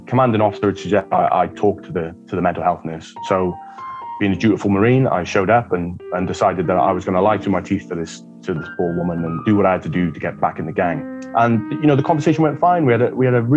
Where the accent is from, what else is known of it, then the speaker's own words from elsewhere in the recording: Wales, United Kingdom; So I hail from the Misty Mountains of Wales, very mysterious, dark place.